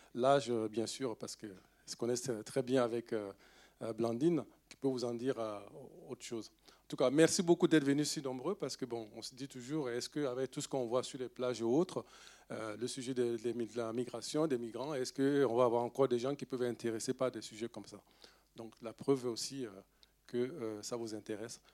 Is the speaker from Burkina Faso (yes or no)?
yes; Bobo-Dioulasso, Hauts-Bassins, Burkina Faso; first language Dioula; French is a second language; moved away; c'est ma langue en fait euh, maternelle, si on peut le dire. Je suis né dans cette région. Je suis né à Bobo du Lasso